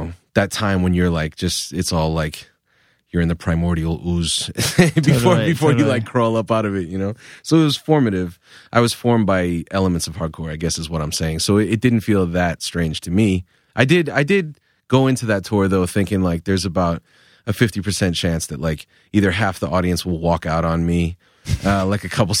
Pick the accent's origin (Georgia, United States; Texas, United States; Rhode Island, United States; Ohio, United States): Rhode Island, United States; Providence; I felt like my rap music is aggressive, bombastic shit because I'm from Providence.